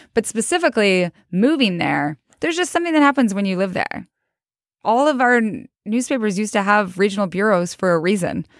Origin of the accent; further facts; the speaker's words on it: Idaho, United States; also born or lived in New York; now in Missoula, United States; I'm from Idaho